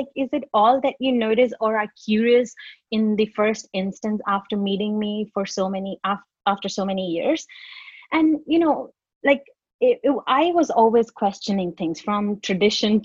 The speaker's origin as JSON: {"language": "English", "country": "India", "tie": "born or raised there", "moved": "yes", "lives_now": "Australia", "said": "when I was growing up in India"}